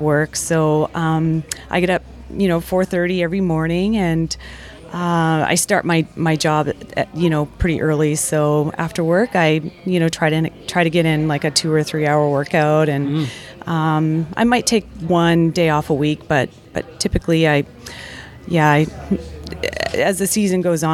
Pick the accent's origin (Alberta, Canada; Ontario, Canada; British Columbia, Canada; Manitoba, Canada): Alberta, Canada; Calgary; now in Seattle, United States; I'm from Seattle, Washington, originally from Calgary, Alberta